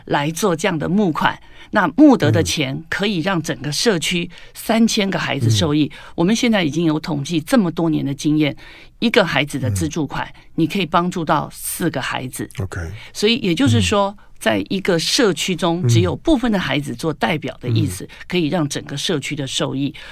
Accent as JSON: {"language": "Chinese", "country": "Taiwan", "said": "我们在台湾有九年国民教育"}